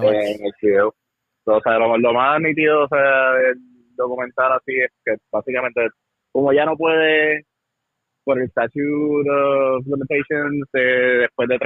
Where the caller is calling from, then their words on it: New York, United States; Sí, muy buenas noches. Te habla … directamente desde Nueva York.